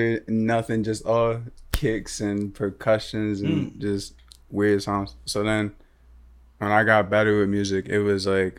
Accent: Philadelphia, Pennsylvania, United States; I'm from Philly. I was born in Philly.

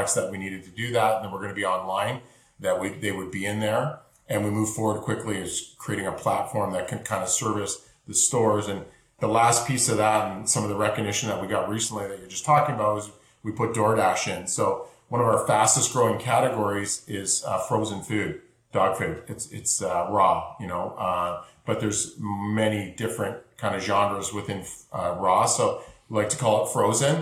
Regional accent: Canada; Being Canadian

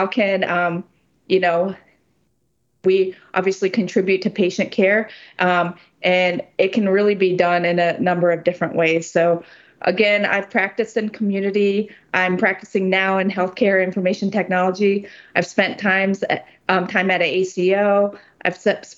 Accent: Ohio, United States; I grew up in Ohio, where I spent most of my life here

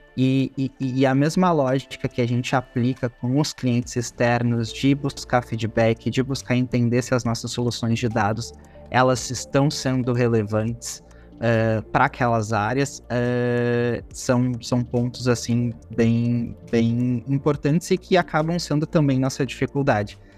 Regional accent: Porto Alegre, Rio Grande do Sul, Brazil; Eu sou natural de Porto Alegre

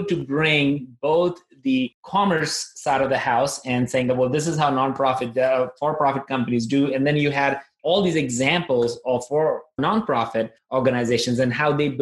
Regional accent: Nagpur, Maharashtra, India; moved away; I'm originally from India and I came from a place called Nagpur

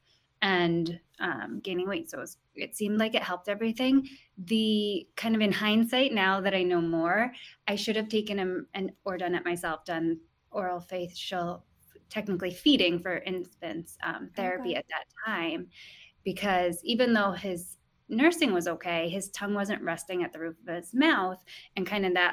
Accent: Guilderland, New York, United States; moved away as an adult; also born or lived in California; I'm actually from Gilderland. I grew up in the Capital Region

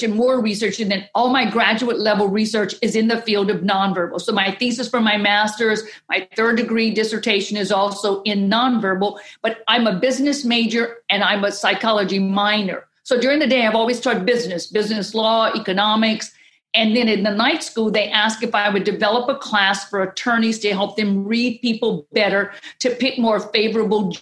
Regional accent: Southwest Louisiana, United States; I'm from Louisiana, so I'm the raging Cajun woman from Southwest Louisiana

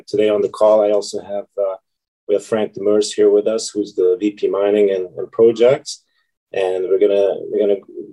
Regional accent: Hungary; moved away as an adult; also born or lived in Sudbury, Canada; now in Canada; I'm originally from Hungary

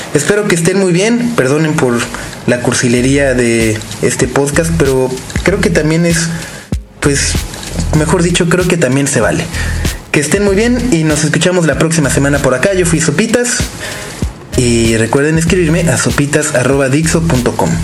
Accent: Mexico; no poder estar en México, no poder votar, no poder eh, estar al pendiente de lo que sucede en mi país.

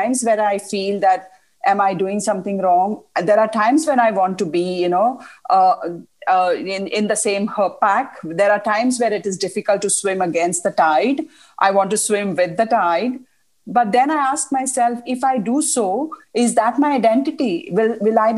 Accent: India; moved away; also born or lived in Middle East; we are from India

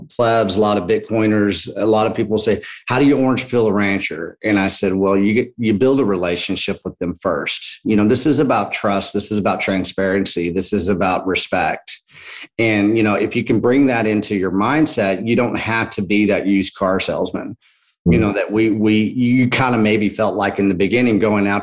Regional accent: Texas, United States; I'm from Texas

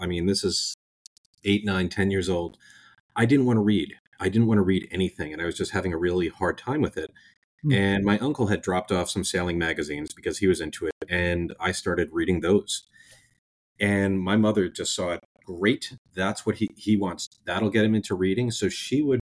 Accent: Oyster Bay, New York, United States; moved away as an adult; also born or lived in Rhode Island; now in Annapolis, United States; I grew up in Oyster Bay, Long Island, in New York

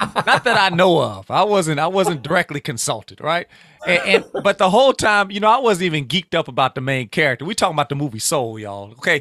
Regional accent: Louisiana, United States; I'm from the Bayou State

